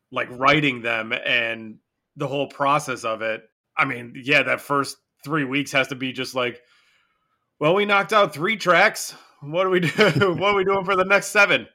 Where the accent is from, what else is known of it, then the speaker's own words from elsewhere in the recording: Michigan, United States; my home state